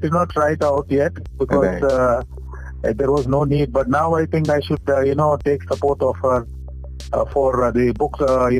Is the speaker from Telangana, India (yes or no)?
yes; Hyderabad, Telangana, India; moved away as an adult; now in Mumbai, India; I was born in Hyderabad and then studied and did all my education in Hyderabad.